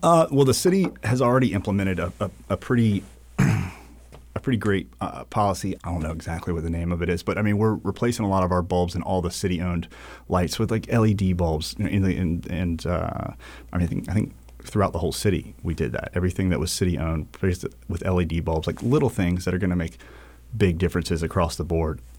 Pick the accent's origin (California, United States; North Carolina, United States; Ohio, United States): North Carolina, United States; New Bern; also born or lived in Charleston; now in Wilmington, United States; I was originally from New Bern, North Carolina.